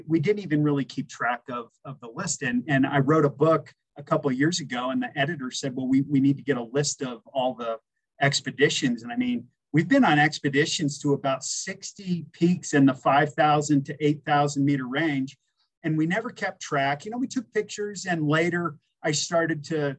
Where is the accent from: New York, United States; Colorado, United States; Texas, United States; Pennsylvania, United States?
Colorado, United States; Aspen; growing up in the Elk Mountains here in Aspen